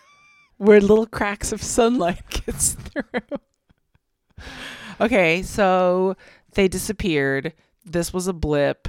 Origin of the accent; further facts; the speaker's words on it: United States; We're American